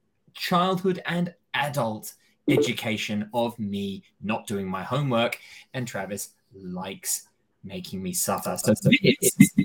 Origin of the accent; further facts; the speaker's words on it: United Kingdom; especially being British